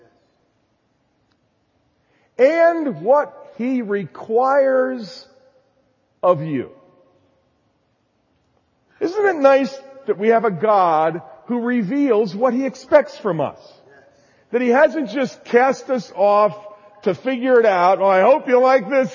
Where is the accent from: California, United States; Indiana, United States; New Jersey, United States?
New Jersey, United States; I was raised in New Jersey, so I have kind of a strong, emphatic tone to my voice